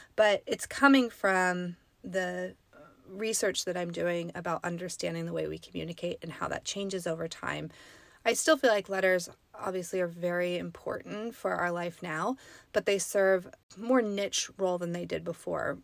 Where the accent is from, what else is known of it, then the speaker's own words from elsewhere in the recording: the Sierra, California, United States; I grew up in the Sierra. I grew up, um, near some pretty famous mining towns